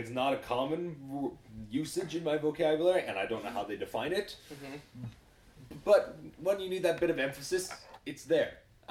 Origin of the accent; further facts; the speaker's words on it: Alberta, Canada; we're from Alberta